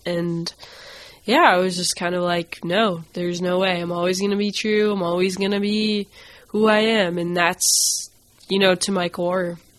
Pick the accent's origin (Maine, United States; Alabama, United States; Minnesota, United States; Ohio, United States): Maine, United States; Augusta; I grew up in Augusta, Maine